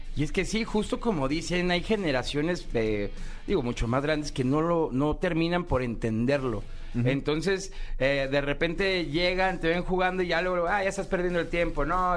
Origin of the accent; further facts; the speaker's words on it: Guadalajara, Jalisco, Mexico; eres de Guadalajara, como aquí tu amigo servidor